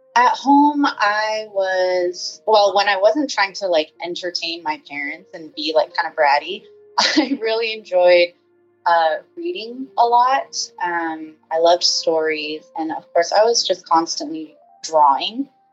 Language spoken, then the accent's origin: English; San Francisco Bay Area, California, United States; now in Los Angeles, United States; I live in the LA area, but I'm originally from the San Francisco Bay Area